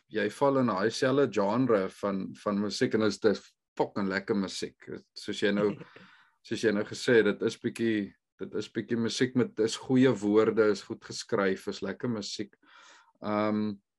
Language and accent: Afrikaans; South Africa; moved away; ons as Suid-Afrikaners is moerse sosiale mense.